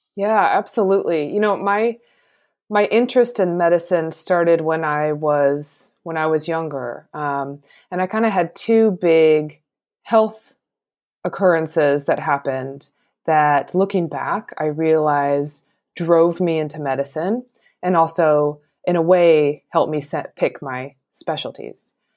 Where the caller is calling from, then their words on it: Portland, Oregon, United States; I'm calling from Portland, Oregon